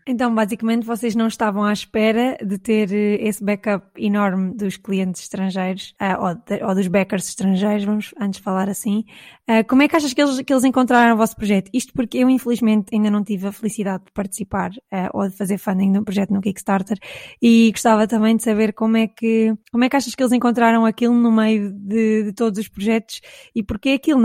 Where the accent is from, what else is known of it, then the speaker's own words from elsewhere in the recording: Caldas da Rainha, Leiria District, Portugal; eu sou da zona das Caldas da Rainha